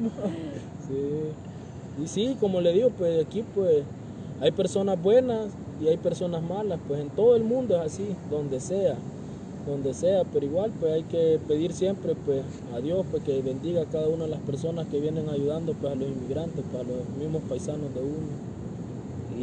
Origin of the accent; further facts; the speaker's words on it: El Salvador; moved away as an adult; now in Mexico; yo soy originario de El Salvador